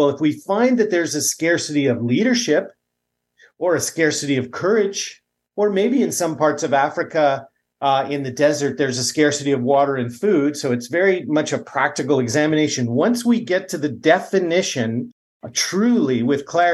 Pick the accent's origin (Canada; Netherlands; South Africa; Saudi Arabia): Canada; I come from Canada